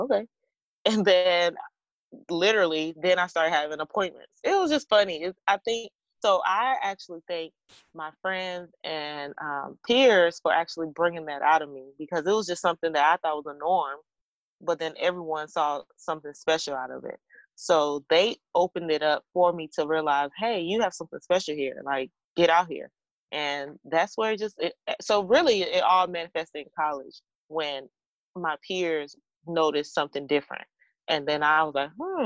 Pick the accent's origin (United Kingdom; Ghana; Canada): Ghana; now in Atlanta, United States; I am a Ghanaian